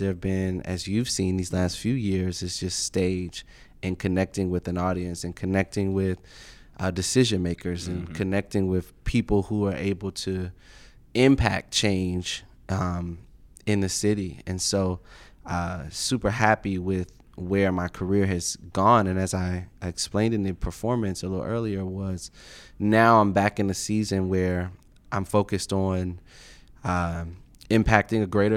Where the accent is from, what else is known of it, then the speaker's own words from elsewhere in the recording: Martinsburg, West Virginia, United States; also born or lived in Washington, D.C.; I was born in Washington, D.C., but grew up from a very early age in West Virginia, a small town called Martinsburg